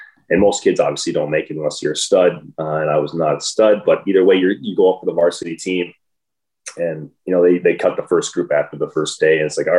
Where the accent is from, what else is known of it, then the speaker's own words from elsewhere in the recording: Minnesota, United States; Sure. So growing up was great. I had a little lake behind my house. We'd always be out there skating all the time.